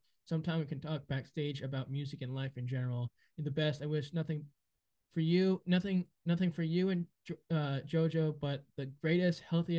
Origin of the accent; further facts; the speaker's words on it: Rhode Island, United States; growing up in Rhode Island, it's not like a city such as New York City or LA or now Austin, where celebrities are going to, or maybe even Miami, where you can walk around town and you can randomly see celebrities every day.